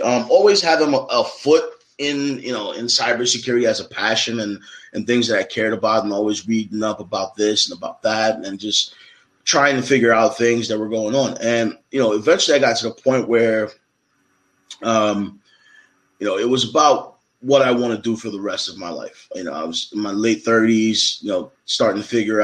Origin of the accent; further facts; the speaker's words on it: Philadelphia, Pennsylvania, United States; I'm a kid from Philly